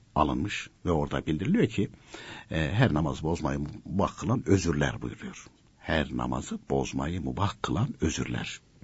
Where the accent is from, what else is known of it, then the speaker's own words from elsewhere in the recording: Konya, Turkey; ben de Konyalıyım.